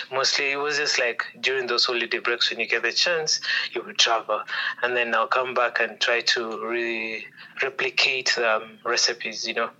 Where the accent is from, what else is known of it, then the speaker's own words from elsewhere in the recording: Nairobi, Kenya; I grew up in several places, but mostly in Nairobi.